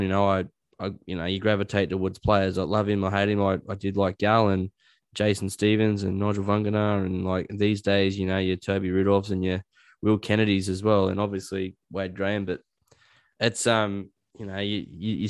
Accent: Newcastle, New South Wales, Australia; also born or lived in Dubbo; I was born in Dubbo, raised in Newcastle.

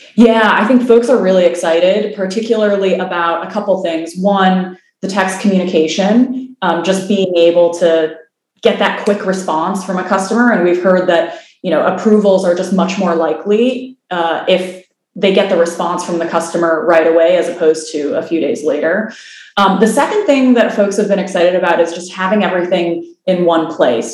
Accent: Illinois, United States; moved away as an adult; now in California, United States; I'm from the Midwest originally in Illinois. I moved out to California um, initially to go to school and then my career out there.

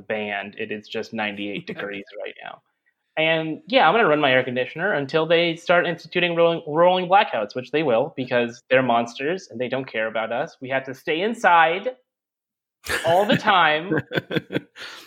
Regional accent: California, United States; I grew up in California. I've been in California basically my entire life

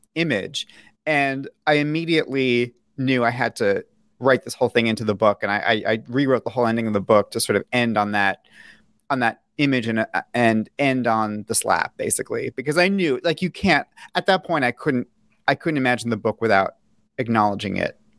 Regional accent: New York City, New York, United States; I, I grew up in New York City.

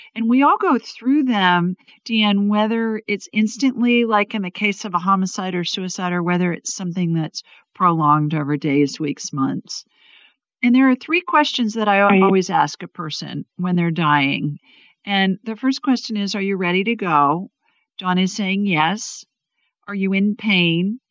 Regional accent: Ohio, United States; now in Alabama, United States; I grew up in Ohio, and when I was little, we used to get so worried if it wasn't going to snow

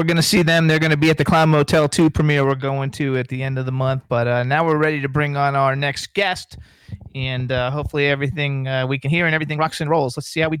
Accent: Florida, United States; now in Palm Springs, United States; I'm from Florida, so I'm used to hot heat and humidity.

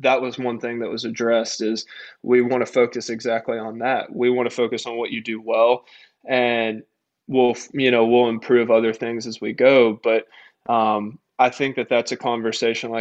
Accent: Tennessee, United States; moved away as an adult; now in Greenville, United States; I grew up in Tennessee

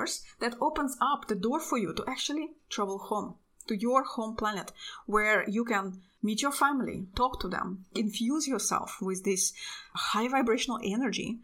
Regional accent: Russia; now in Europe; I'm from Russia. My entire family actually lives in Russia. But I live in Europe

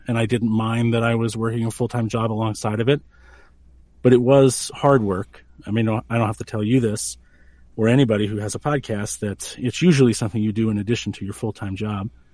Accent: New Hampshire, United States; also born or lived in Maine; now in Colorado, United States; I was born in New Hampshire

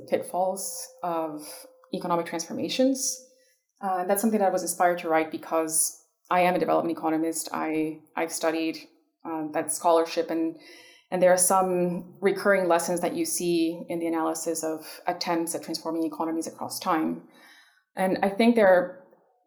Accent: Ecuador; moved away; I grew up in Ecuador at the height of neoliberalism in the 90s

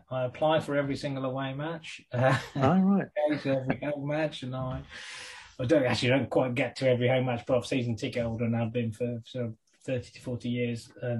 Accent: Wolverhampton, West Midlands, United Kingdom; Also, of course, the other thing about being born in Wolverhampton in the 1970s, I was also born... Well, I was born in 68.

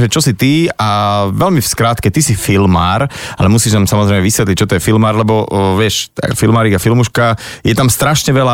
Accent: Bratislava, Bratislava Region, Slovakia; born or raised there

